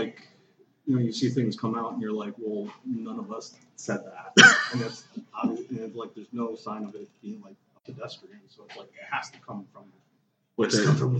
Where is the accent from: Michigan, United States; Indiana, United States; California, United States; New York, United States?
Michigan, United States; Detroit; Which I was born and raised in Detroit.